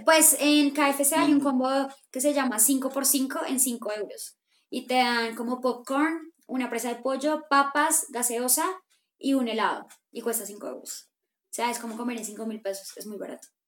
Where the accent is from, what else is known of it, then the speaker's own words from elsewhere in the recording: Colombia; somos colombianos